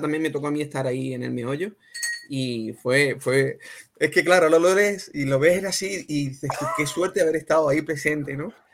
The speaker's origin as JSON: {"language": "Spanish", "town": "Cádiz", "region": "Andalusia", "country": "Spain", "moved": "yes", "lives_now": "London, United Kingdom", "said": "donde yo soy, desde Cádiz"}